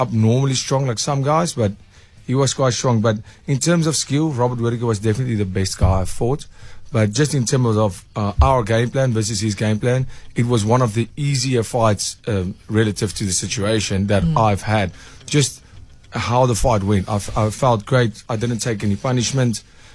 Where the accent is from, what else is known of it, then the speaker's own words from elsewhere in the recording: South Africa; as a South African